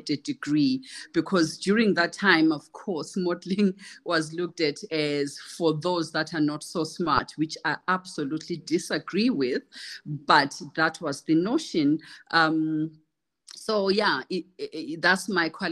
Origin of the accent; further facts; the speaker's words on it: Kezi, Matabeleland South, Zimbabwe; moved away as an adult; also born or lived in United Kingdom; I call myself a rural girl because I was born in Kezi in Matebeleland South, a semi-arid region. I come from humble beginnings